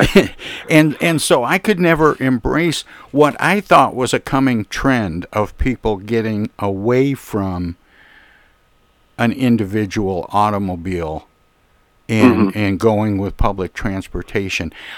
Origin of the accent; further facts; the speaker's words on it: Flint, Michigan, United States; also born or lived in Detroit, Michigan; being from Flint, Michigan, and yeah. and uh, growing up in Flint and around Detroit